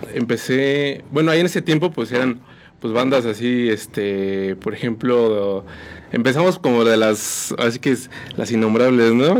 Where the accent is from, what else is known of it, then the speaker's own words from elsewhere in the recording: San Juan del Río, Querétaro, Mexico; soy originario de aquí, de San Juan del Río. Este, pues aquí he estado realmente toda mi vida